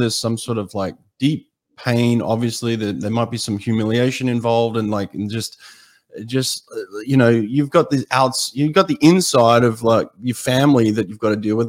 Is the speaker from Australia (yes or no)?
yes; Australia; now in United States; growing up in Australia